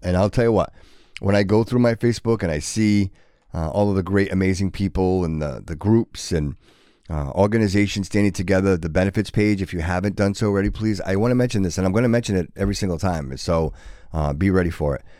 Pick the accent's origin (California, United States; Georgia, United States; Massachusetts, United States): Massachusetts, United States; Fall River; growing up in Fall River, it was a great place